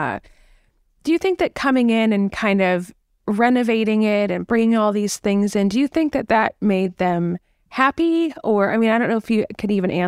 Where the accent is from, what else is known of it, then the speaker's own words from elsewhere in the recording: California, United States; now in New England, United States; I grew up in California where this didn't really happen